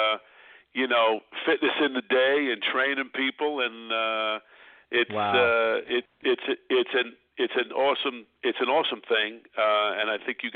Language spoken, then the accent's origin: English; New York City, New York, United States; now in Los Angeles, United States; I was born in Brooklyn, New York